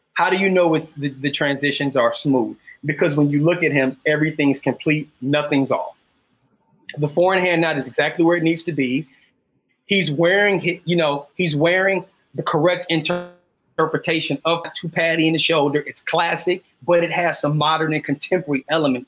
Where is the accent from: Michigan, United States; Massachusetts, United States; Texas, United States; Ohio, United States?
Ohio, United States; Cleveland; now in Atlanta, United States; I'm from Cleveland, Ohio, so my sense of style is very Midwest.